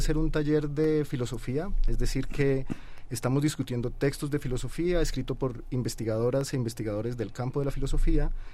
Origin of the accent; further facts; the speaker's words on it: Colombia; yo soy colombiano